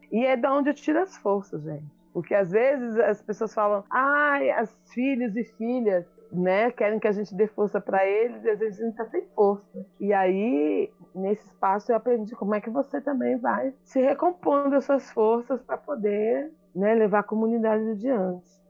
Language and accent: Portuguese; Mogi das Cruzes, São Paulo, Brazil; also born or lived in Acre; sou de Mogi das Cruzes, final da zona oeste do trem